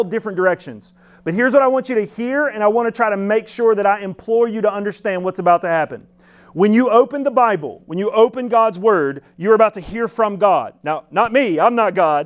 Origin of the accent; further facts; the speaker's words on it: Alabama, United States; I'm from Alabama, but don't worry, we had shoes there